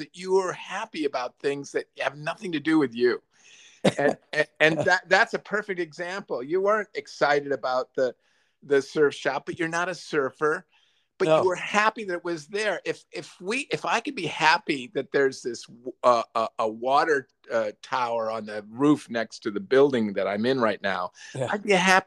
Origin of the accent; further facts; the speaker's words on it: near Lake Michigan, Northern Illinois, United States; I grew up near Lake Michigan.